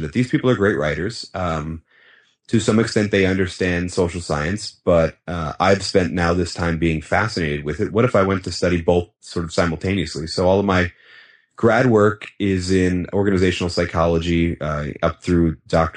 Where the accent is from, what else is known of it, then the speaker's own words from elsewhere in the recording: Northeast, United States; moved away as an adult; also born or lived in Philadelphia, Pennsylvania / Boston, Massachusetts; now in Tulsa, Oklahoma, United States; I grew up in the Northeast. Philadelphia and Boston, moved out here to go to college.